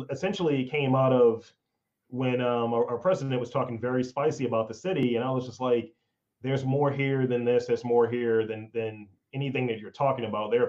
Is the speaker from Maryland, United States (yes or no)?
yes; Baltimore, Maryland, United States; Born Baltimore. and raised.